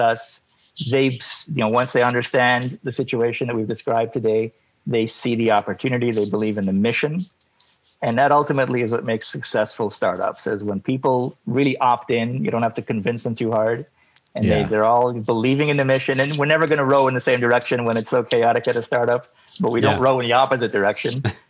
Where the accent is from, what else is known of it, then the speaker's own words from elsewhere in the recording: Canada; also born or lived in United States; I'm Canadian by nature, but, you know, I'm sort of, you know, trans-border, if you will. And I work and live on both sides